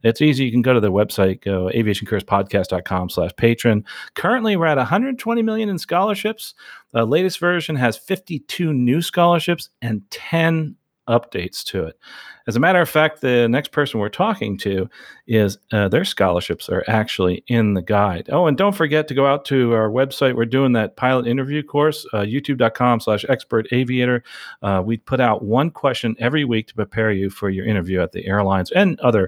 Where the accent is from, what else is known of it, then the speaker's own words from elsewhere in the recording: New Jersey, United States; We're both from Jersey, from New Jersey.